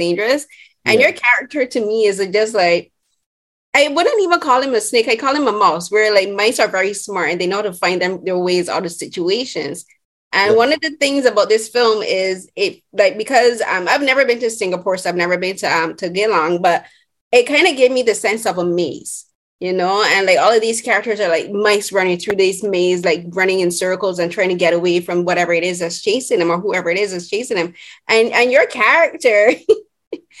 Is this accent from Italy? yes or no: no; Barbados; first language English; I'm from Barbados, and our first and only like main language is English